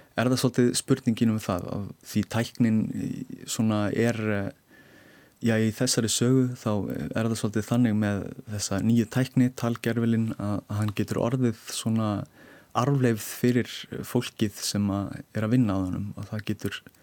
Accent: Iceland; við erum Íslendingar

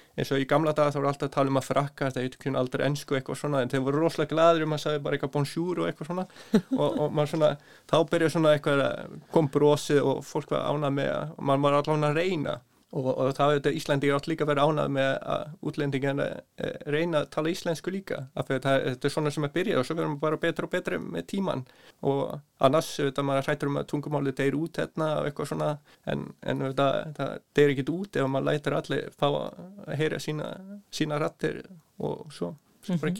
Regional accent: Norway; Icelandic is a second language; moved away as an adult; also born or lived in Svalbard / Northeast Greenland; now in Iceland; ég er bara halvu dani og halvu íslendingur en alveg upp í Nóri að mestu leiti frá 5-6 ára aldur

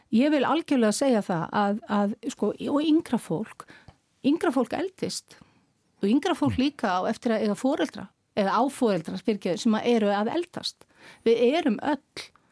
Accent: Iceland; við sem Íslendingar og við sem þjóð

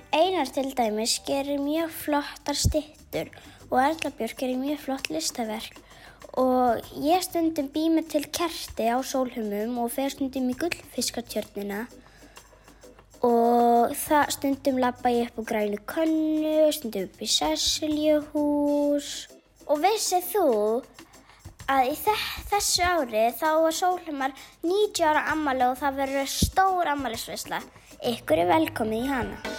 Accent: Sólheimar, Southern Region, Iceland; ég er frá Sólumum í Grímsnesi sem er á Suðurlandi

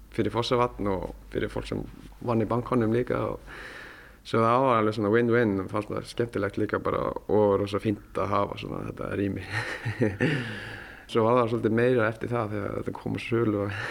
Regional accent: Alta, Finnmark, Norway; moved away as an adult; also born or lived in southern Norway / United States; álst ég upp þarna í Alta sem er næsti lengst norður, norður í Nóri

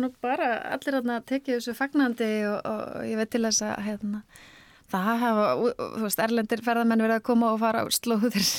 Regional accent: Akranes, Western Region, Iceland; á Akranissi eins og öll serían eh, sem er svona heima, heimabæri minn

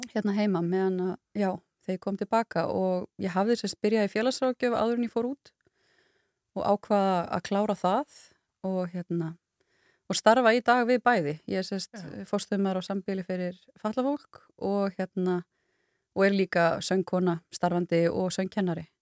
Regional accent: Kópasker, Northeastern Region, Iceland; moved away; also born or lived in Ólafsvík; ég er alin upp uh, á Kópaskeri

